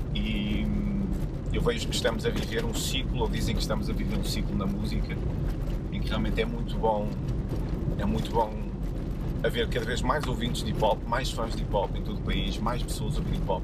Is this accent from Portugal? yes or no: yes; Porto, Norte, Portugal; eu sou do Porto, vivo no Porto